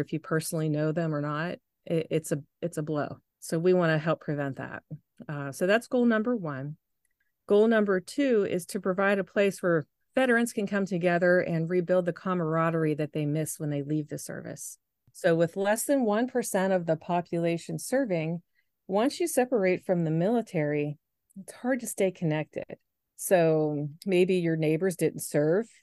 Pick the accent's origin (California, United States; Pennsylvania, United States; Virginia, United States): Pennsylvania, United States; Moon Township; my husband and I, we're from Moon Township, so that would be close to us